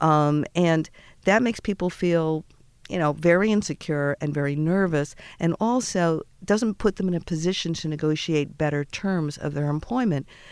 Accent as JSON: {"language": "English", "town": "Boston", "region": "Massachusetts", "country": "United States", "said": "I'm from Boston"}